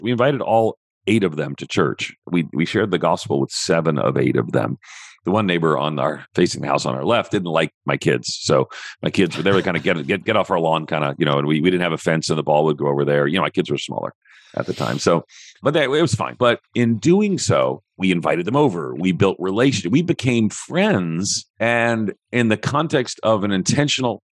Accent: Levittown, New York, United States; I grew up in Levittown outside of New York City

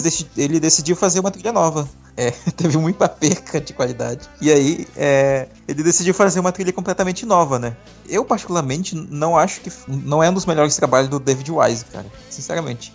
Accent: Amazonas, Brazil; eu sou daqui do Amazonas

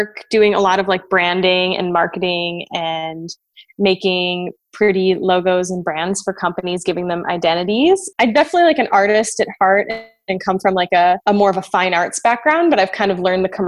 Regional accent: Chicago, Illinois, United States; I am from Chicago, and I'm living in... Actually, I just moved. I'm living an hour outside the city

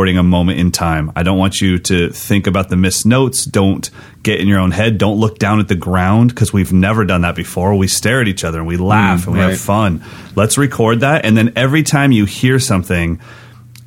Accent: American River, California, United States; the house I grew up on is on the American River, my mom's house, and then now our business is on that same river

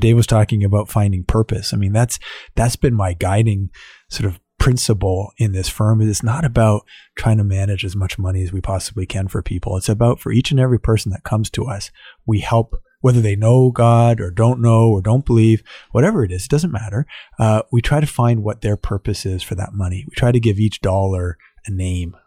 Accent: Ottawa, Ontario, Canada; I was born and raised here in Ottawa

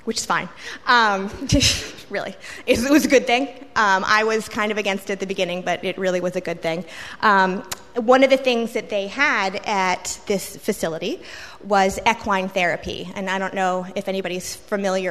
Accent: Richmond, Virginia, United States; now in Norfolk, United States; I grew up in Richmond.

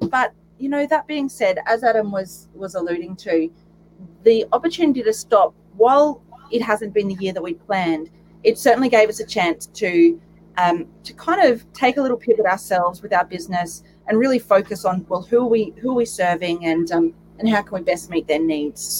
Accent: Warwick, Queensland, Australia; so I grew up in Warwick on 40 acres.

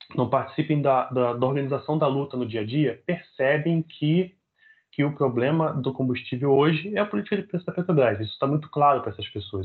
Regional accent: Rio de Janeiro, Brazil; nascido e criado em Realengo, cria da Zona Oeste do Rio de Janeiro

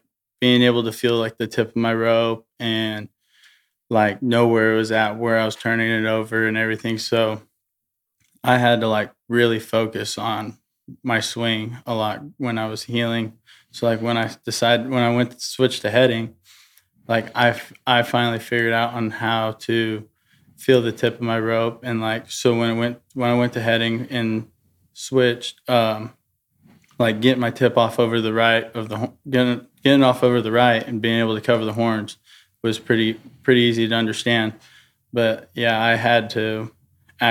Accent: California, United States; moved away as an adult; now in Texas, United States; I grew up in California, and my dad, he roped and trained horses at the house

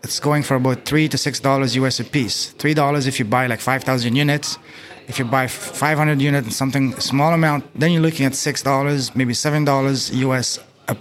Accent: Canada; moved away as an adult; now in China; I'm from Canada, and I've been in China for 2 years.

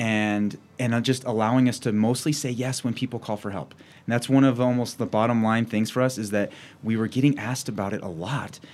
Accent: Cheyenne, Wyoming, United States; also born or lived in Laramie, Wyoming / Washington State / Fremont County, Wyoming; I grew up in Cheyenne, Wyoming

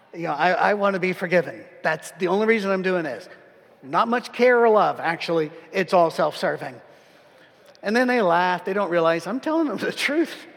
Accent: United Kingdom; as a British person

